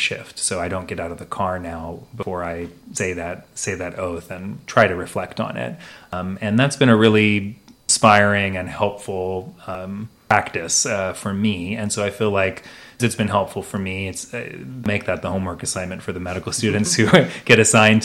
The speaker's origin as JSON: {"language": "English", "region": "Oregon", "country": "United States", "also_born_or_lived": "Chicago, Illinois / Chapel Hill, North Carolina", "moved": "as an adult", "said": "I'm from Oregon originally"}